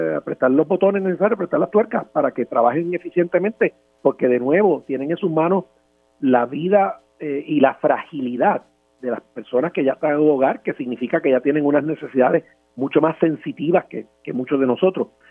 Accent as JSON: {"language": "Spanish", "town": "San Juan", "country": "Puerto Rico", "said": "los que somos de Río Piedra"}